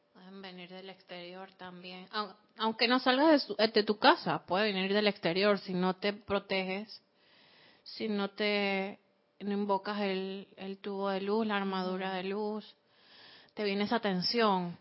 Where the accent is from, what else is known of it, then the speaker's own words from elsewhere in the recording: Costa Rica; moved away; yo que me crié en dos países, me crié aquí en Costa Rica